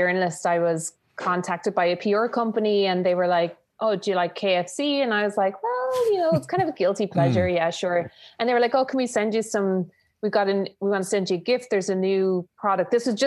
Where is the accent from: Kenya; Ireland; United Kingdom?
Ireland; Tipperary, Munster; now in Dublin, Ireland; I'm Irish. I'm from Tipperary, live in Dublin a long time